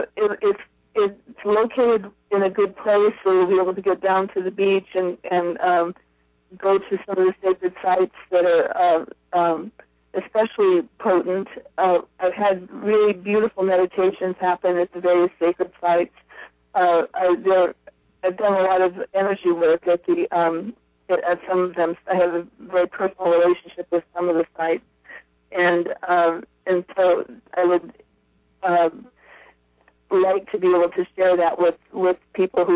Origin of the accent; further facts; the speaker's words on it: Iowa, United States; also born or lived in Hawaii; now in Portland, United States; I grew up in a small town in Iowa